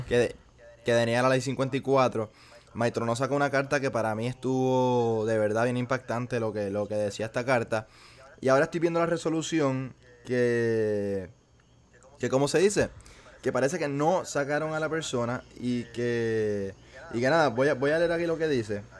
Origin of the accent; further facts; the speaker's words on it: Puerto Rico; como puertorriqueños